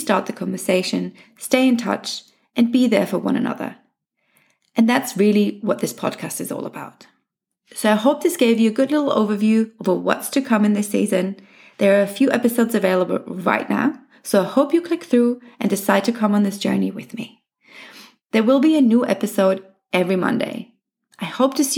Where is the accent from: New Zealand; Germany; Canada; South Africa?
Germany; moved away as an adult; also born or lived in England / Australia; I was born in Germany, but spent most of my adult life living in England and Australia. I returned to Munich in 2019.